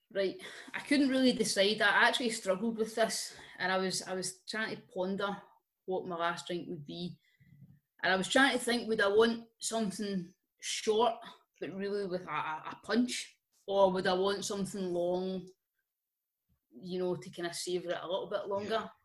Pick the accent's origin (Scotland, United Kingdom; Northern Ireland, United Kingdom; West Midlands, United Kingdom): Scotland, United Kingdom; we're Scottish